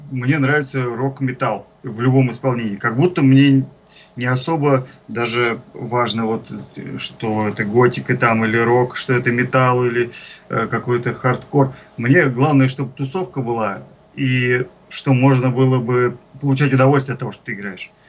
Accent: Ivanovo, Ivanovo Oblast, Russia; moved away as an adult; now in Moscow, Russia; Я из Иванова приехал в Москву, как в старой сказке.

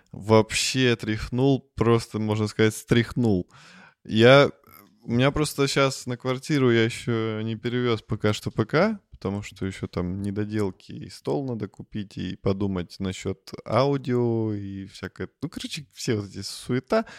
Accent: Russia; мы из России

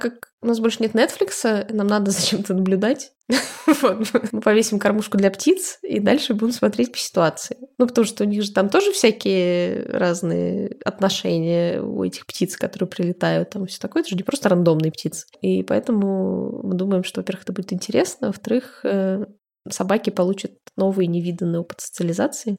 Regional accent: Russia; moved away; говорим, из России

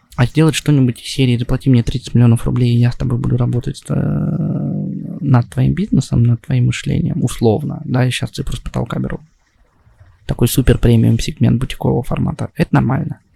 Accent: Russia; moved away; also born or lived in Saint Petersburg / Moscow / Israel; Я родился в России, я а, учился в классной школе

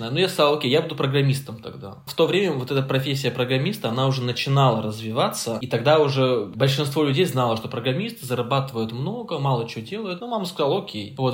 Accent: Caucasus, Russia; Мама сказала, что, ну, типа, я с, с Кавказа, и у нас как бы принято слушать своих родителей.

